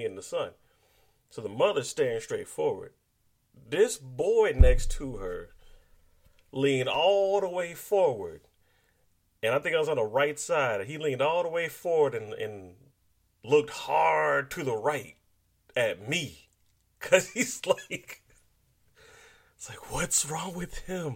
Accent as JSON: {"language": "English", "country": "United States", "said": "being black American people"}